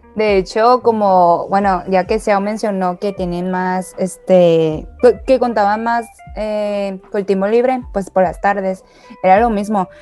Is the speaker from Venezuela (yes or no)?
no; China; now in Mexico; yo nací en China, pero con la diferencia de que pues yo pasé toda mi primaria allá.